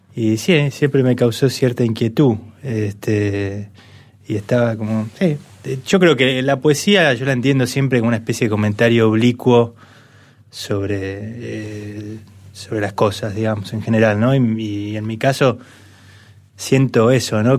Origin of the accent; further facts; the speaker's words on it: Buenos Aires, Argentina; somos todos porteños, hinchas de central